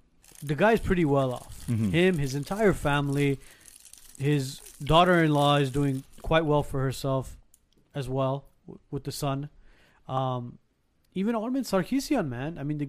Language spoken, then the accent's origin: English; Gyumri, Shirak, Armenia; I'm from Lenaka.